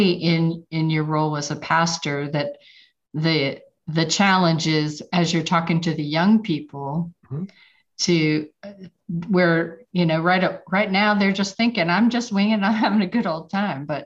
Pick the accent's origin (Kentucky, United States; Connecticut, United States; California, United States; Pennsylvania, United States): Pennsylvania, United States; Pittsburgh; moved away as an adult; now in Georgia, United States; I'm originally from Pittsburgh, but I have been in Georgia longer than I lived in Pittsburgh